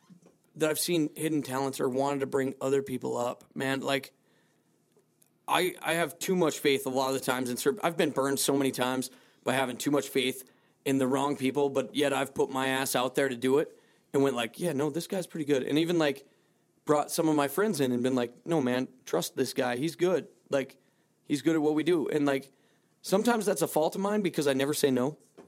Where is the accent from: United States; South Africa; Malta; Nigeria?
Malta; Because I came from Malta.